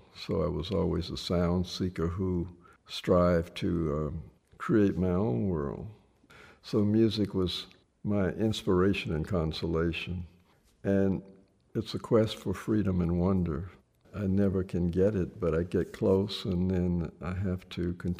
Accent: Memphis, Tennessee, United States; I was born in Memphis, and there was this rich heritage all around me in these great creators.

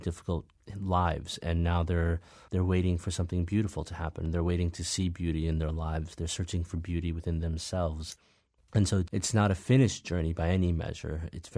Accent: Midwest, United States; as a young man, especially growing up in the Midwest with this sort of very complicated identity of being both Black and African and not knowing exactly where I fit

